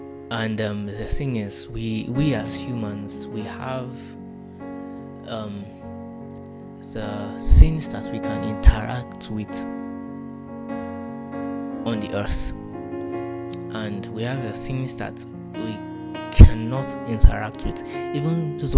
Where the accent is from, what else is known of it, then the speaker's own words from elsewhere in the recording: Nigeria; English is a second language; So, forgive my accent, I'm a Yoruba boy, but I've watched too many movies.